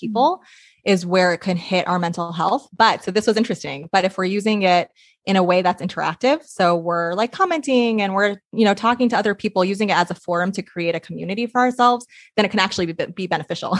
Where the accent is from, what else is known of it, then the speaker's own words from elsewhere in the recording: New York, United States; moved away as an adult; now in Portland, United States; I'm from New York originally, so I'm in Portland now